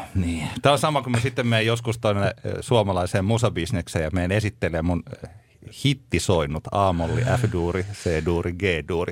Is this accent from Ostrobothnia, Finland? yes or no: no; Tampere, Pirkanmaa, Finland; me olemme Tampereelta